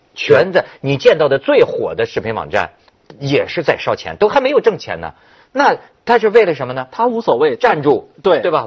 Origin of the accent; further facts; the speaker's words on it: China; 但是我也是中国人了